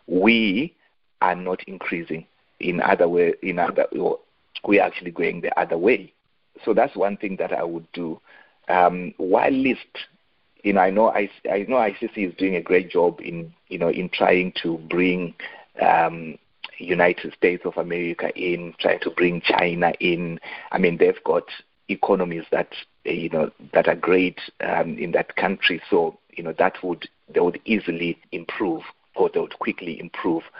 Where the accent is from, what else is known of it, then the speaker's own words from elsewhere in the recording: Zimbabwe; I grew up in Zimbabwe.